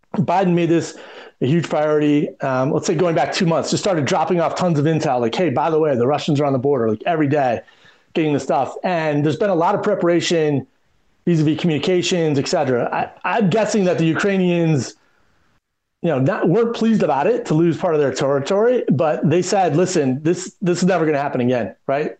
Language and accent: English; Detroit, Michigan, United States; now in Washington, D.C., United States; I grew up in Detroit